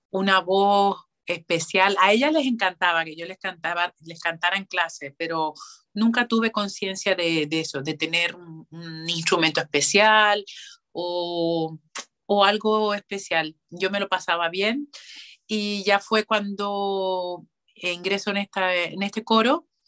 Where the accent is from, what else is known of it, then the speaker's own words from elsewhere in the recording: Canary Islands, Spain; now in Madrid, Spain; hice las pruebas para la Escuela Oficial de Turismo aquí en Madrid, entré y entonces, bueno, vine para Madrid desde Canarias a estudiar turismo.